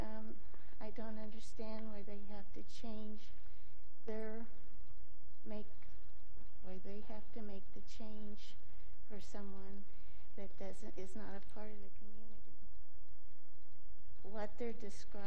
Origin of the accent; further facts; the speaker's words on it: Oklahoma, United States; moved away as an adult; now in Palm Coast, United States; We're originally from Oklahoma